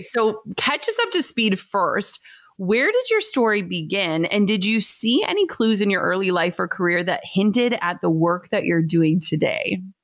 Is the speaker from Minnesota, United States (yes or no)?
yes; Minnesota, United States; I'm from Minnesota, live in Minnesota still